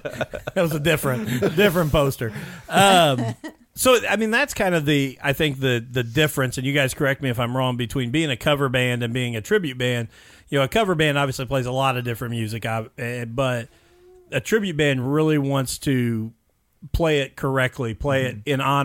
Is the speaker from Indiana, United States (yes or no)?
yes; Mitchell, Indiana, United States; I grew up and graduated from Mitchell High School